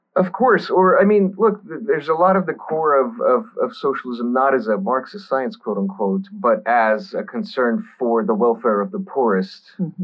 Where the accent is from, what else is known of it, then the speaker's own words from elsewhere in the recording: Texas, United States; I grew up in Texas, so I grew up around the virtually everyone was Southern Baptist